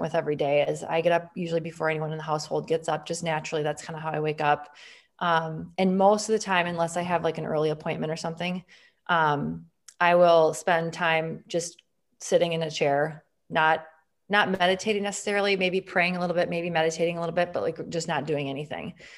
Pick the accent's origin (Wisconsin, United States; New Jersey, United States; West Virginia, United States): Wisconsin, United States; Green Bay; I'm from Wisconsin. I'm gonna be a Wisconsin girl the rest of my life